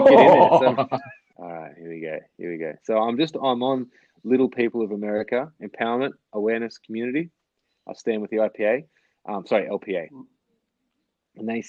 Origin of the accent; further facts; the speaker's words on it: Australia; growing up in Australia